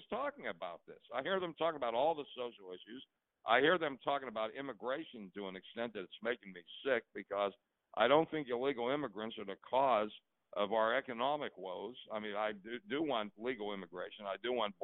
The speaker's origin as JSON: {"language": "English", "town": "Pittsburgh", "region": "Pennsylvania", "country": "United States", "tie": "born or raised there", "said": "where Jim and I grew up in Pittsburgh"}